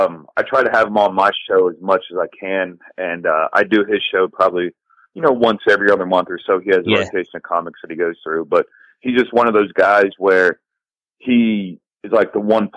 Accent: Ohio, United States; moved away as an adult; now in Los Angeles, United States; I'm originally born and raised in Ohio. I moved out to LA about 7 years ago

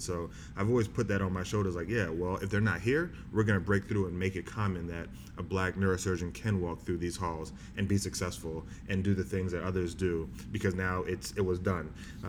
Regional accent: Bahamas; because my parents are in the South. I'm from the Bahamas. I played ball in the South.

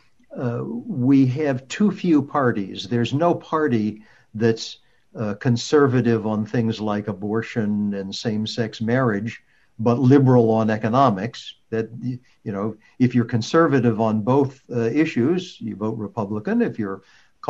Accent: United States; as an American

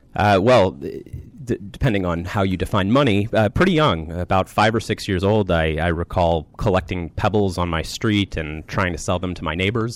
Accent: Rockville, Maryland, United States; I grew up in the Rockville, Maryland area.

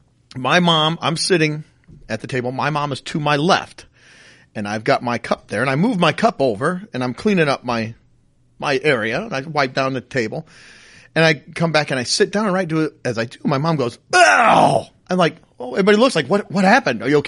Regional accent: the North, United States; I always said creek, and I'm from the North

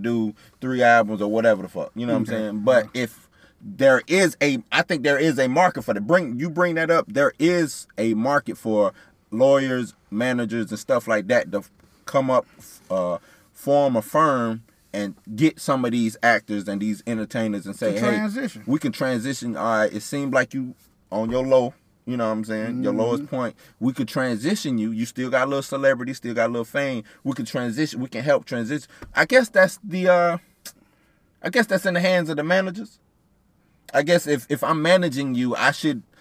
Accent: United States; Us as black American

